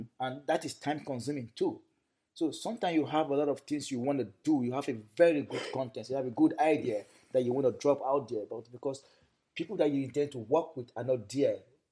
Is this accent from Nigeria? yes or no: yes; Kogi, Nigeria; I was born in the north. I'm from Kogi State.